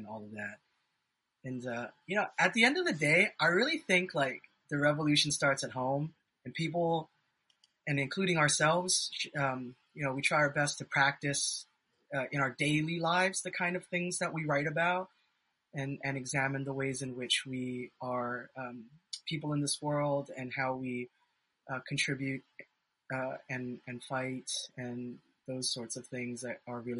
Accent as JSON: {"language": "English", "region": "Hawaii", "country": "United States", "said": "I'm also from Hawaii"}